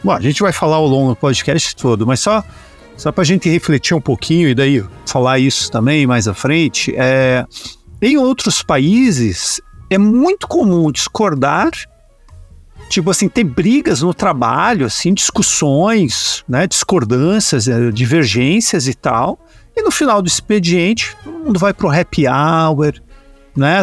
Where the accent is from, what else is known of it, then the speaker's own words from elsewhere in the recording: Brazil; enquanto brasileiros